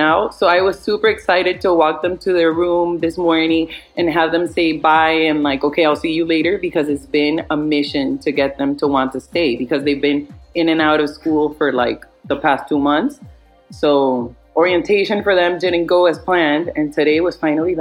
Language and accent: English; Miami, Florida, United States; moved away as an adult; also born or lived in Spain / Barcelona, Spain; I was living in Spain for the past 10 years, but I grew up here in Miami. But my parents are Colombian